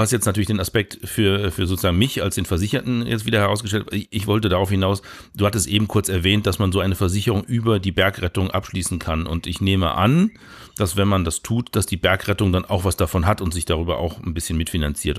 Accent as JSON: {"language": "German", "region": "Northern Germany", "country": "Germany", "said": "bei uns in Norddeutschland am Wasser"}